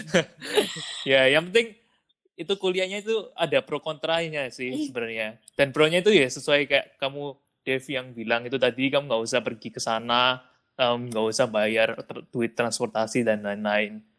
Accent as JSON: {"language": "Indonesian", "town": "Surabaya", "region": "East Java", "country": "Indonesia", "moved": "yes", "lives_now": "United States", "said": "dari Surabaya"}